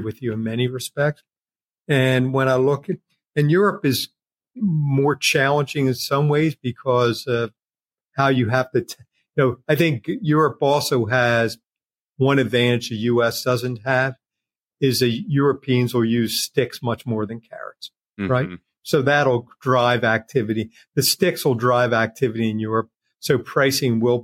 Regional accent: United States; Being American for a long time

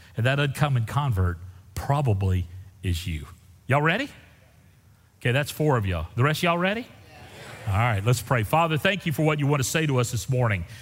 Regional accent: Central Texas, United States; I'm from Central Texas

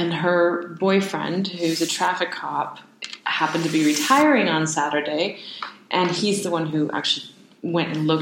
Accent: United States

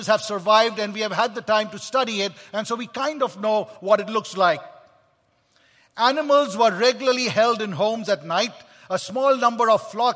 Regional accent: Kolkata, West Bengal, India; I was born in Kolkata, India

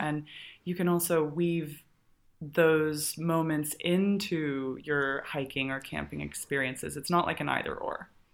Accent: Colorado, United States; I grew up in Colorado.

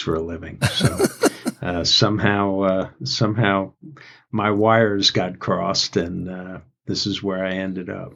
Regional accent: New York City, New York, United States; moved away as an adult; also born or lived in Athens, Georgia / Atlanta; I grew up in New York City

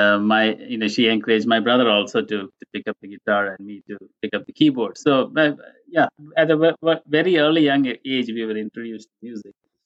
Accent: Kuwait; moved away; I was born and brought up in Kuwait

